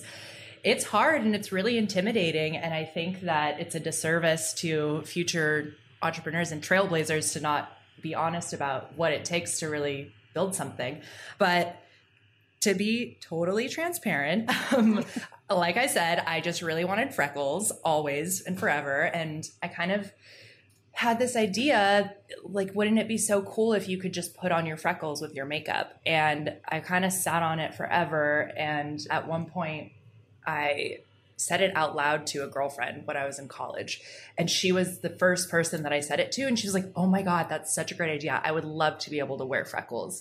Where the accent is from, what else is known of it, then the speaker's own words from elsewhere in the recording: Seattle, Washington, United States; I'm from Seattle